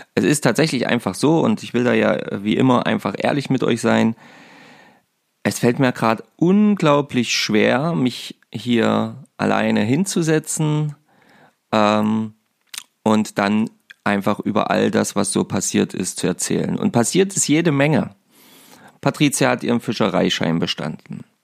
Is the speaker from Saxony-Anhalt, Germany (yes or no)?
yes; Saxony-Anhalt, Germany; bei uns in Sachsen-Anhalt